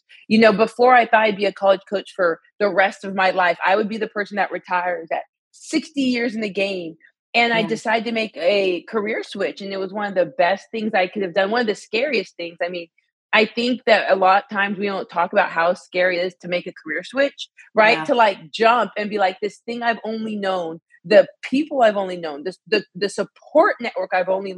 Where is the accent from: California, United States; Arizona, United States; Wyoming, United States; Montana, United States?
Arizona, United States; moved away as an adult; also born or lived in Alabama / Illinois; I'm from Arizona, so moved to Alabama for college